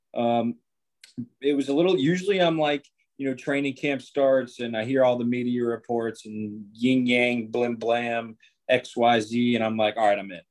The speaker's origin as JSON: {"language": "English", "town": "Jacksonville", "region": "Florida", "country": "United States", "tie": "born or raised there", "said": "Born and raised in Jacksonville"}